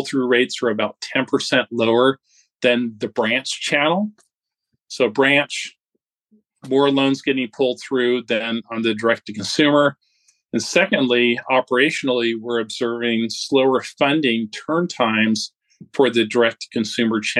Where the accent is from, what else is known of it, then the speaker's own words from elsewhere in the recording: California, United States; moved away as an adult; now in Dallas, United States; originally I'm from California, but have been in Dallas, Texas here for the last 12 years